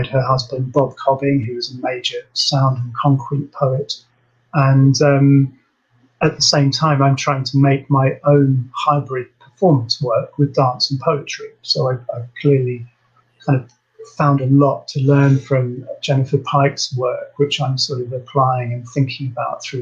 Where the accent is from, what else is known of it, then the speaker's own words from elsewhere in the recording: Surrey, South East England, United Kingdom; moved away; also born or lived in Liverpool; growing up in Surrey